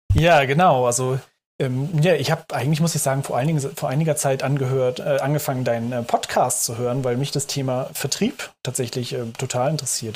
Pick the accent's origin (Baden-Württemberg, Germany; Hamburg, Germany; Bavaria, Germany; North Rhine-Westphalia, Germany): Hamburg, Germany; moved away as an adult; now in Berlin, Germany; Ich komme gebürtig aus Hamburg und äh, wohne jetzt seit 2014 in Berlin